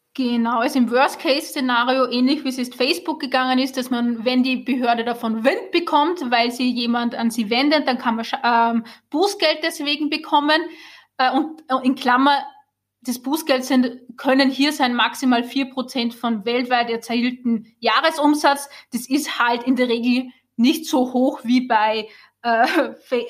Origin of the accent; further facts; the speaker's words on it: Austria; moved away as an adult; now in Germany; ich bin ja Österreicherin, ich glaube, das hört man